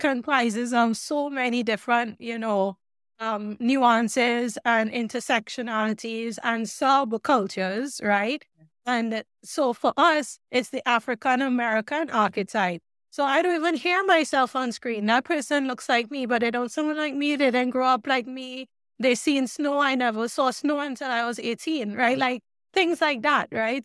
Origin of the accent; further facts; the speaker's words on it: Trinidad & Tobago; moved away; also born or lived in Oregon, United States; I grew up in Trinidad and the Caribbean